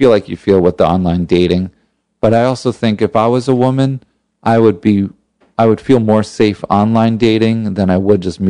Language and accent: English; New York, United States; also born or lived in Los Angeles, United States; it was very hard for me to adjust because I grew up in New York mm-hmm. to living in California mm-hmm.